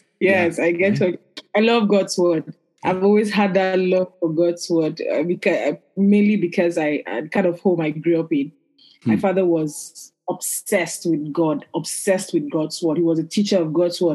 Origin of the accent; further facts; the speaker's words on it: Nigeria; I'm a Nigerian. I live in Nigeria. I've never been out of the country.